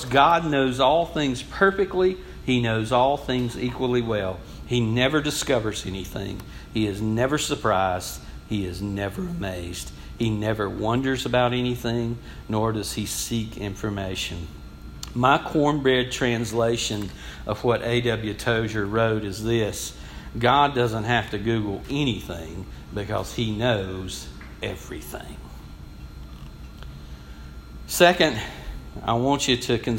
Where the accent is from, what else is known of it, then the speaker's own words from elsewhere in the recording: United States; I grew up in the Sanford community, and all of y'all, I think, probably know where that's at, just outside of Athens, but it's the country